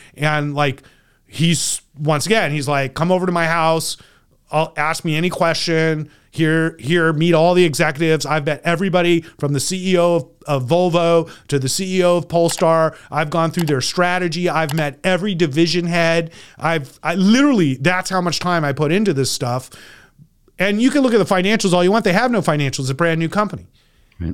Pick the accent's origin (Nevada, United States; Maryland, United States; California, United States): California, United States; I'm from California